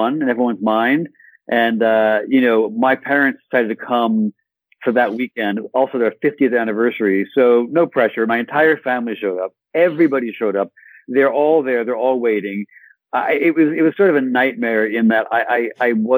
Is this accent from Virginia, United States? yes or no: no; Southfield, Michigan, United States; moved away as an adult; now in France; I grew up in Michigan. I was very fond of Michigan. I grew up in a suburb of Detroit called Southfield